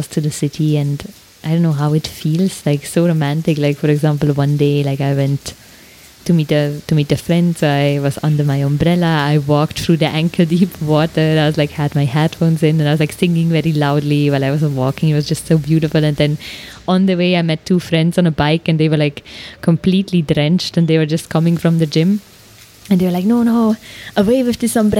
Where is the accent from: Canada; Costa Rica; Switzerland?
Switzerland; accent: Swiss German; first language Swiss German; English is a second language; now in India; my native tongue, Swiss German